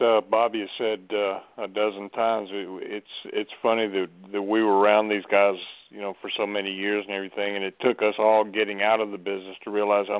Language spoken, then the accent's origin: English; Gulf Coast, United States; I grew up in the Gulf Coast area